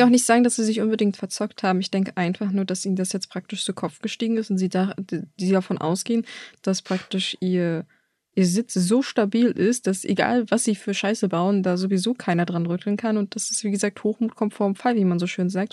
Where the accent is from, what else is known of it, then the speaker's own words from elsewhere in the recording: Germany; bei uns in Deutschland